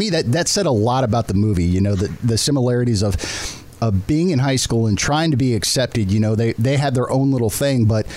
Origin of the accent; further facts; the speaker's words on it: Southern California, United States; I'm from Southern California